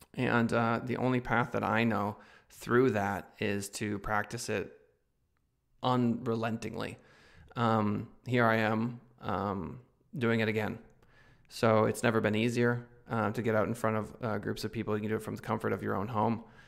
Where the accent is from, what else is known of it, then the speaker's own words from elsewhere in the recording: United States; as an American